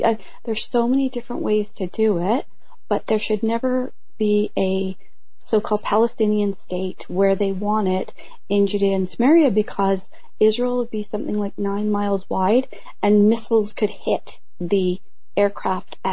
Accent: Canada; I'm Canadian

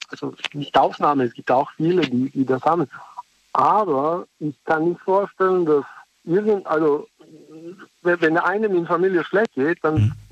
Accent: Serbia; now in Germany; ich komme nicht aus Deutschland, ich lebe hier, aber ich komme aus woanders.

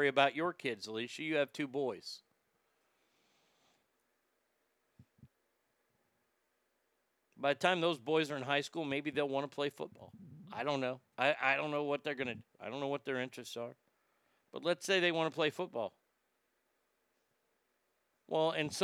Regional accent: Texas, United States; I grew up in Texas

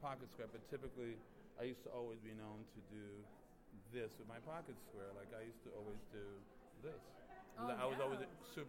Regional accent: New York City, New York, United States; Growing up in Harlem and seeing Harlem and going to churches and stuff, seeing my uncles and cousins dress up

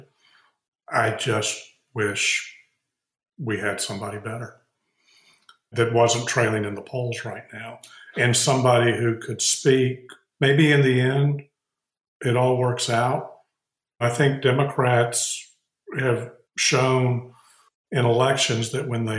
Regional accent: Texas, United States; being a Texan

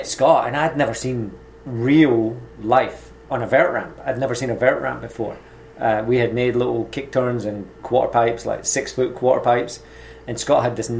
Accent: Dundee, Scotland, United Kingdom; moved away as an adult; also born or lived in Glasgow / Melbourne, Australia / California; I was born in Glasgow, and I moved to Dundee, which is on the other side. So I was in the West Coast, moved over to the East Coast, and when I was 14, I was adopted at 10 years old

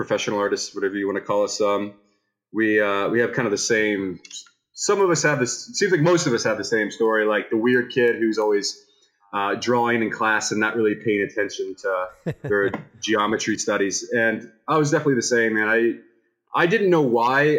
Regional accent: Tampa, Florida, United States; I'm from Tampa, Florida

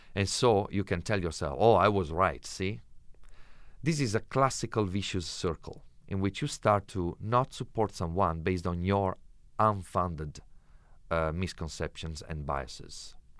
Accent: Italy; English is a second language; moved away as an adult; now in London, Ontario, Canada; people ask me, "Where are you from?" And I say, "Italy."

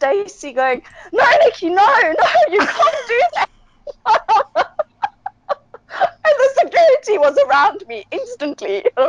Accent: South Africa; and that I'm from South Africa

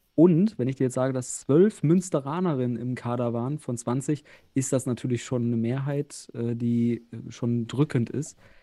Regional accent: Osnabrück, Lower Saxony, Germany; ich komme ja auch aus Osnabrück

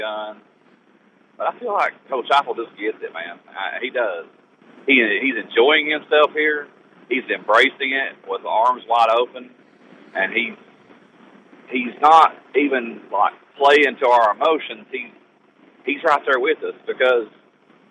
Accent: Southeast Kentucky, United States; I was born in Southeast Kentucky

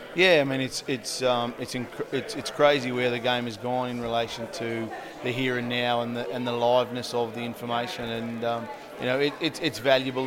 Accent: Australia; moved away as an adult; now in United Kingdom; growing up in Australia

